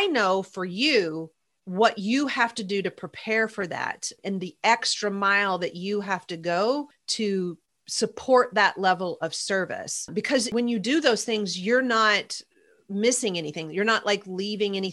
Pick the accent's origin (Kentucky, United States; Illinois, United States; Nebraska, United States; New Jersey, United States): Kentucky, United States; I'm from Kentucky